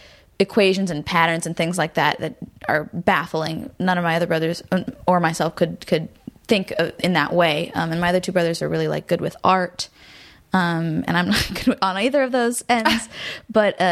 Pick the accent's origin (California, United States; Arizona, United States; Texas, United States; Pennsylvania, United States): California, United States; Garden Grove; also born or lived in Burbank / Hollywood; I was born in Garden Grove in Orange County and lived there my whole life until I moved to Burbank when I was like 17